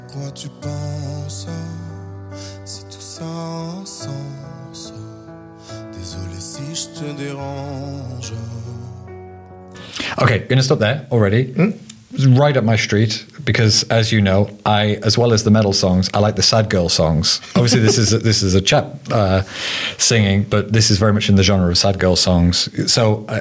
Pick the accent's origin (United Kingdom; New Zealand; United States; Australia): United Kingdom; I, as a British person